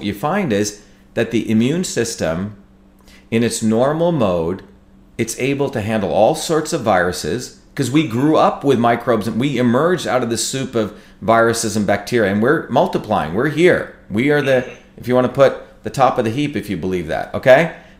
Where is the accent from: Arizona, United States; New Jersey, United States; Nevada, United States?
New Jersey, United States; no different than my grandparents who were poor farmers in, you know, in India, or landscapers who I grew up with in New Jersey.